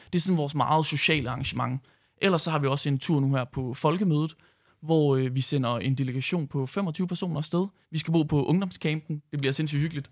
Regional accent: Herning, Central Denmark Region, Denmark; nu kommer jeg selv fra Herning

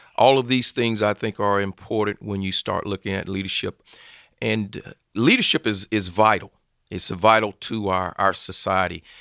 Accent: Phenix City, Alabama, United States; also born or lived in Columbus, Georgia; originally I'm from Columbus, Georgia, but finished high school in Phoenix City, Alabama, which is right across the river

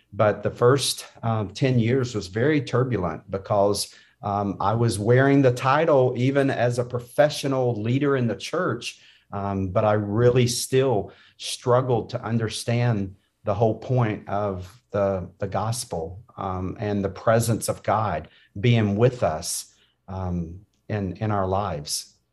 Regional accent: North Carolina, United States; I grew up in North Carolina.

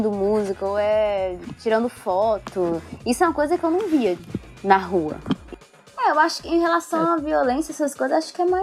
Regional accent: Brazil; moved away; com pessoas aqui, pergunto de onde eu sou e tal, sempre me perguntam por que eu saí do Brasil, né?

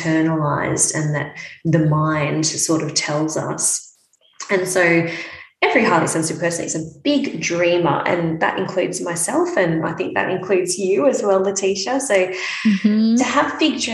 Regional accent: Melbourne, Victoria, Australia; moved away as an adult; now in Brisbane, Australia; I'm from Melbourne and I grew up in Melbourne. I've lived most of my life in Melbourne

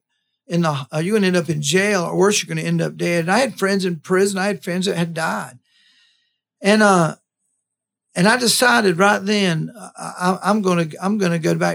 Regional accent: Live Oak, Florida, United States; moved away as an adult; also born or lived in Tallahassee, Florida; when I moved to Tallahassee from Live Oak

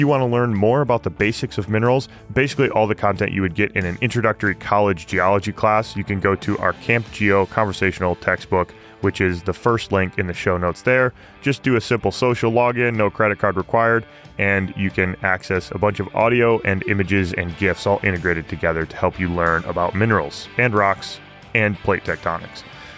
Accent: Michigan, United States; now in Pennsylvania, United States; growing up in Michigan, where I grew up, geology was not in the public mind very readily. Like, there's no real industry in Michigan, and there hasn't been for a long time. But now living in Pennsylvania

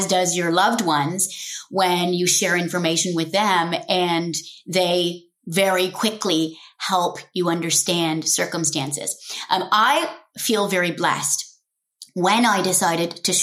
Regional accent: Nairobi, Kenya; also born or lived in London, England; I was born in London, and over a couple of months, we moved back to our home in Kenya at the time in Nairobi, and got to start my childhood there.

